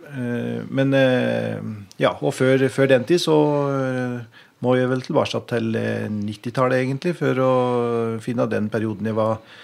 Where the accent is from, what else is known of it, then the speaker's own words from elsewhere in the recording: Biri, Innlandet, Norway; jeg er jo eh, oppvokst i Øvbygda, eh, i Bier Øvbygd.